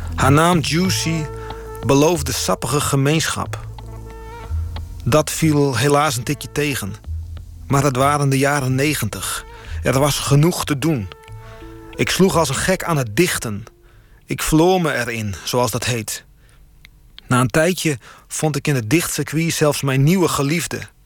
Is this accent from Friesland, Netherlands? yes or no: yes; Friesland, Netherlands; moved away as an adult; also born or lived in Groningen; Ik ben geboren in Friesland en daarna ging ik studeren in Groningen